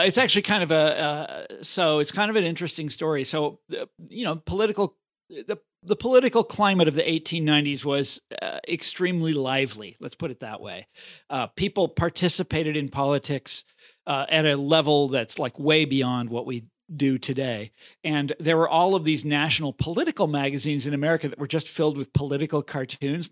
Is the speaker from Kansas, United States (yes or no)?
yes; Kansas, United States; moved away; my home state of Kansas